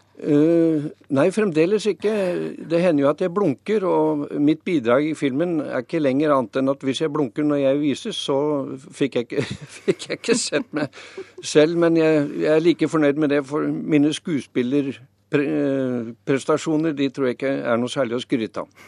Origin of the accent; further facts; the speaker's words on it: Lillehammer, Innlandet, Norway; jeg vokste opp på Lillehammer, så langt vekk fra havet som mulig